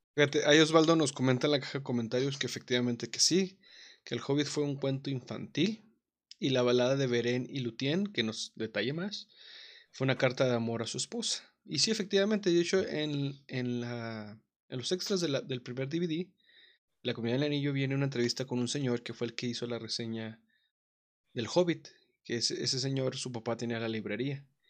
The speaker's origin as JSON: {"language": "Spanish", "country": "Mexico", "said": "como mexicanos"}